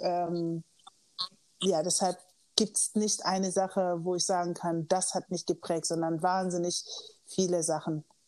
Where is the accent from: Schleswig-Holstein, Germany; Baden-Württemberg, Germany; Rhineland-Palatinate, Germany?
Schleswig-Holstein, Germany; Kiel; moved away as an adult; also born or lived in Los Angeles; now in Hamburg, Germany; ich bin in Kiel aufgewachsen